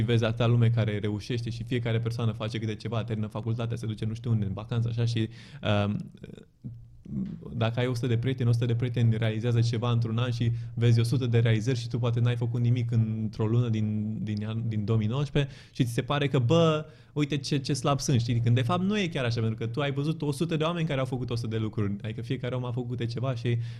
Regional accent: Romania; also born or lived in Bucharest, Romania / Zurich, Switzerland

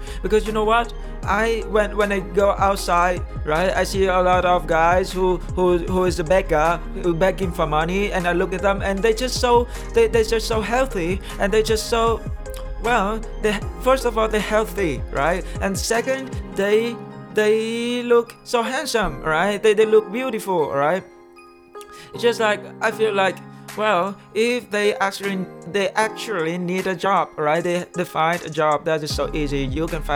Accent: Vietnam; first language Vietnamese; English is a second language; moved away as an adult; now in United States; I was born in Vietnam

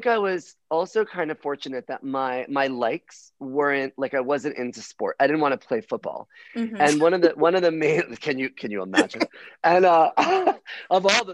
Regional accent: Miami, Florida, United States; I was born in Miami on South Beach, which made me a homo from birth

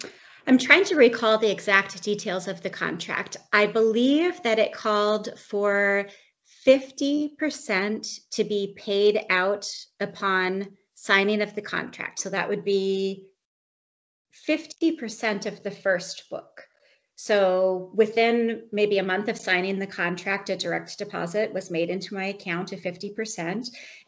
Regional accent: United States; moved away as an adult; now in Canada; I'm an American expat living in Canada.

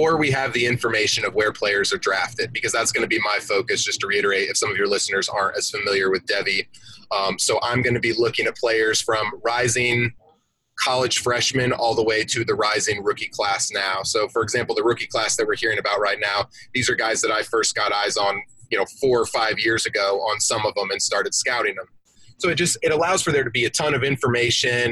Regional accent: Atlanta, Georgia, United States; I'm from Atlanta. And so here in the South, where I'm at, college football is king

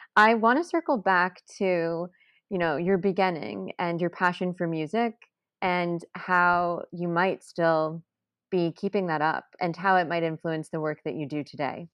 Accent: Texas, United States; now in New York City, United States; I grew up in Texas

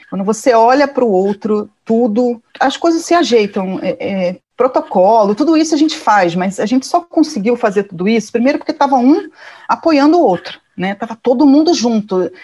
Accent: Rio de Janeiro, Brazil; eu nasci no Rio, uma família muito provinciana

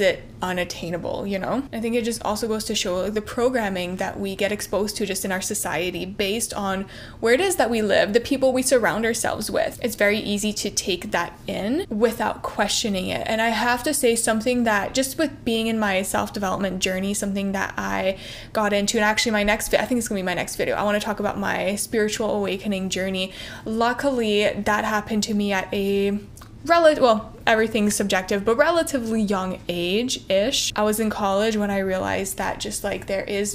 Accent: Ontario, Canada; moved away as an adult; also born or lived in Barrie; now in Toronto, Canada; I grew up in a pretty small town, about two and a half hours outside of Toronto

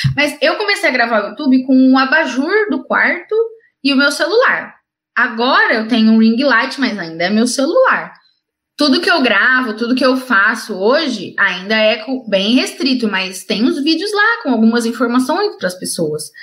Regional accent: Ribeirão Preto, São Paulo, Brazil; eu sou de Ribeirão Preto, interior de São Paulo

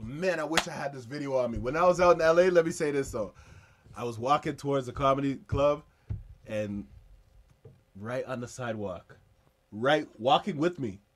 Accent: Philadelphia, Pennsylvania, United States; I'm the man from Philadelphia

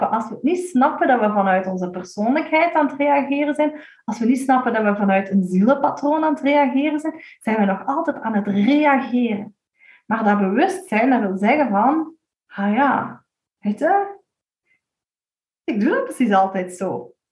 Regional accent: Limburg, Belgium; We zijn Limburgers.

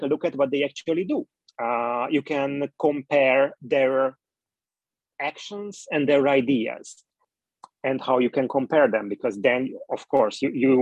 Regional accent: Hungary; I'm coming from Hungary and Twitter is not really popular in Hungary

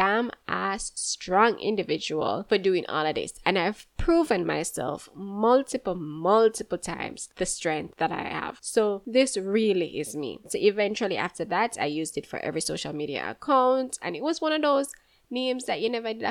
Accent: Jamaica; also born or lived in Kingston, Jamaica / St. Mary, Jamaica / Clarendon, Jamaica; I'm from Jamaica. I was born in Kingston and then I moved to St. Mary with my aunt briefly. Then I moved to Clarendon.

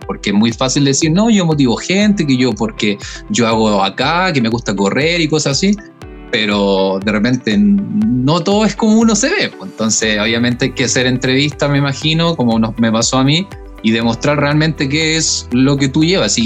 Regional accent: Chile; otras personas que somos más chilenes y hablamos español solamente

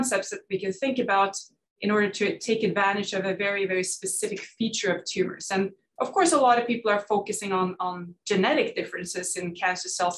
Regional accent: Norway; moved away as an adult; I'm Norwegian. I grew up in Norway

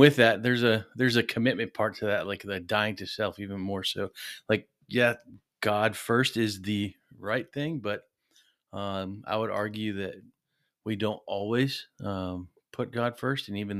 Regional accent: New York, United States; also born or lived in North Carolina / Arizona; But before that, I grew up in upstate New York. So about a stone's throw away from Canada.

